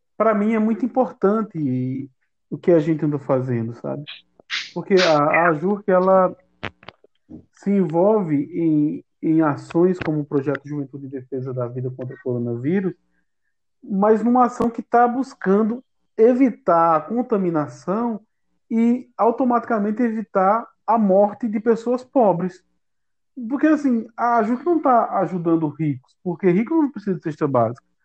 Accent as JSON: {"language": "Portuguese", "town": "Campina Grande", "region": "Paraíba", "country": "Brazil", "tie": "born or raised there", "said": "a minha comunidade, onde eu nasci, onde eu me criei"}